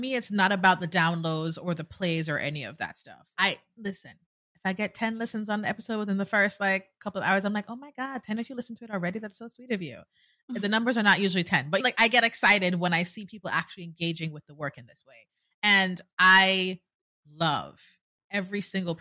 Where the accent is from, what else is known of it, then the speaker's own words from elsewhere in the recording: Jamaica; moved away as an adult; now in United States; I'm Jamaican, born and raised